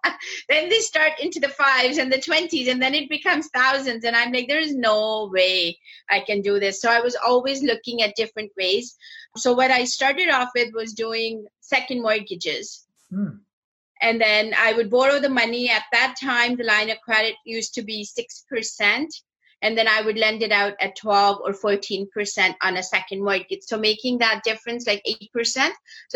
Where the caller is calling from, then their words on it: Toronto, Ontario, Canada; I am in Toronto, Canada.